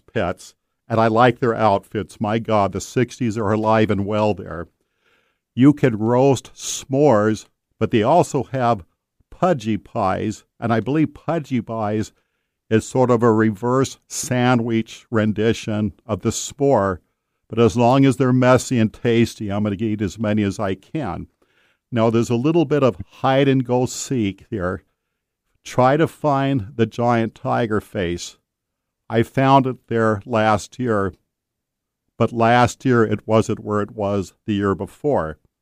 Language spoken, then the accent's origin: English; Marysville, Washington, United States; That's my hometown, Marysville